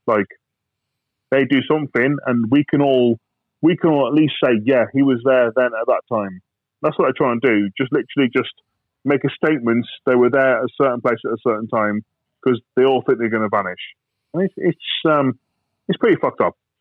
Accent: United Kingdom; I'm British, I'm ex-soldier

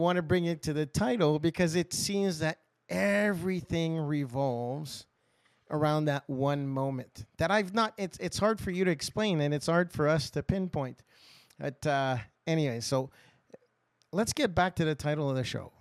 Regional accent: Nova Scotia, Canada; So I was born and raised in Nova Scotia, and I grew up on a fishing charter

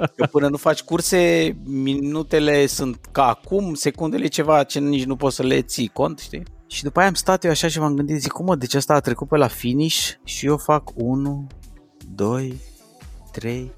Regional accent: Brașov, Brașov County, Romania; eu m-am născut în Brașov

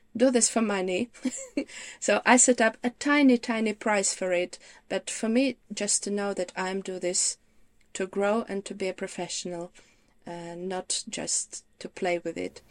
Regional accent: Ukraine; English is a second language; moved away as an adult; now in United Kingdom; originally I'm from Ukraine.

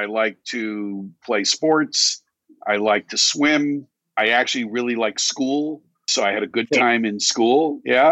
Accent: United States; also born or lived in New York City; I grew up 30 miles outside of New York City in a suburb

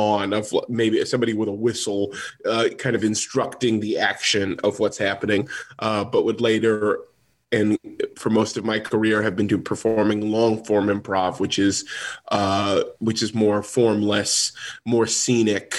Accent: Los Angeles, California, United States; I'm from Los Angeles

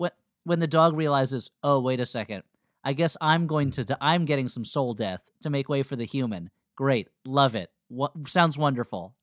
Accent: East Coast, United States; Growing up on the East Coast

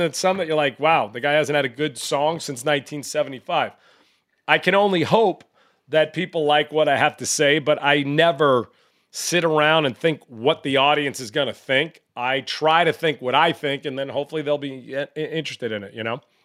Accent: New York, United States; I grew up in New York

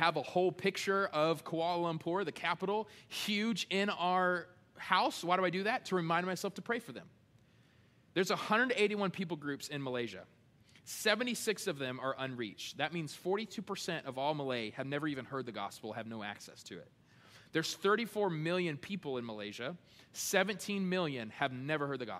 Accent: United States; being American

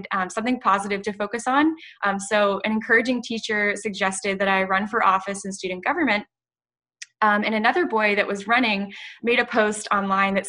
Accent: Ponte Vedra Beach, Florida, United States; now in Tampa, United States; I'm from Ponte Beach, Florida

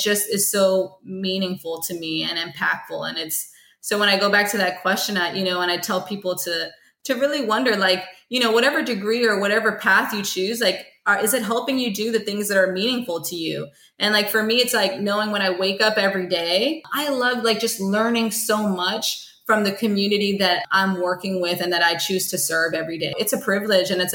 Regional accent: Stone Mountain, Georgia, United States; growing up in Stone Mountain.

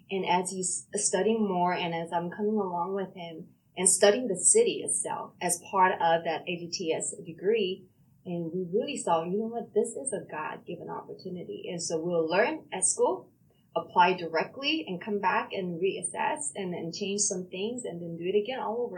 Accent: Busan, South Korea; born there; accent: South Korean accent; English is a second language; South Korea, Busan. So I would, that's a southern part. So I used to speak with accent, South Korean accent.

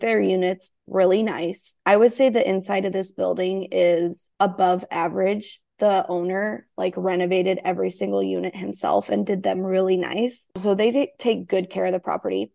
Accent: small town in Iowa, United States; I'm in this small town in Iowa

